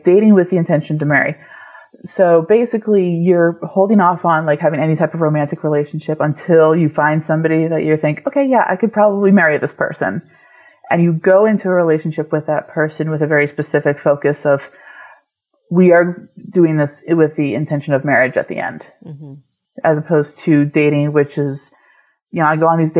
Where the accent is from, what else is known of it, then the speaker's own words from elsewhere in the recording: New England, United States; I grew up in New England